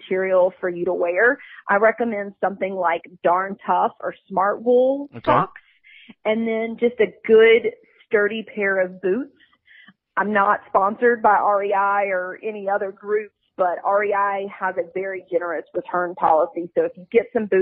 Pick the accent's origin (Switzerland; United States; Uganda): United States; the South; also born or lived in Fort Mill, South Carolina; now in Greer, United States; I'm born and raised in the South.